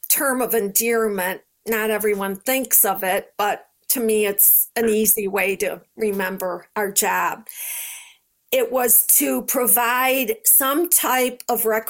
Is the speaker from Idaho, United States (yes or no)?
no; Rochester, New York, United States; I'm from New York